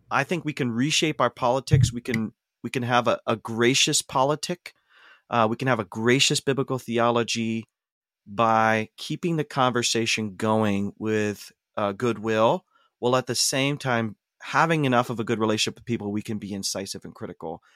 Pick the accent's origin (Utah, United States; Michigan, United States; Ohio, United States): Ohio, United States; North Central; now in Portland, United States; I grew up in Ohio, um, North Central Ohio, very conservative environment